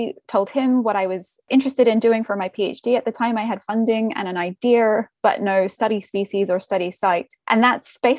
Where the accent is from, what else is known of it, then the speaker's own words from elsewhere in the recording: Australia; moved away; I'm Australian